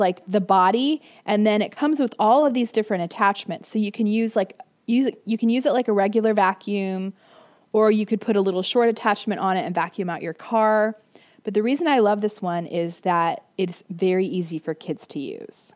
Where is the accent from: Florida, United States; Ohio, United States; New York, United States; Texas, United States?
Florida, United States; I grew up in Florida.